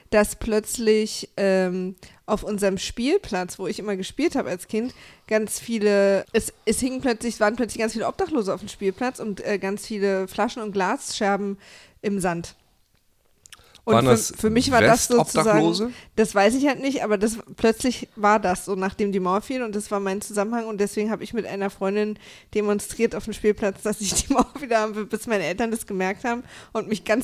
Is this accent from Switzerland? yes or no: no; eastern Germany, Germany; ich komme aus dem Osten